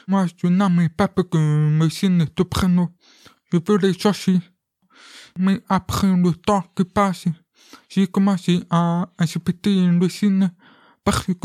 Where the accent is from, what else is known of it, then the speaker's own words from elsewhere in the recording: France; Comme euh, moi, je suis français et un peu italien.